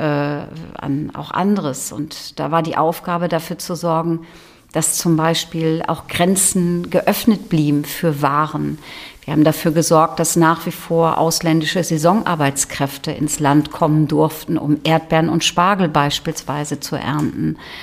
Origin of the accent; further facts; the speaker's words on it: Holtland, Lower Saxony, Germany; Ich bin in Holtland im Landkreis Leer aufgewachsen auf einem Hof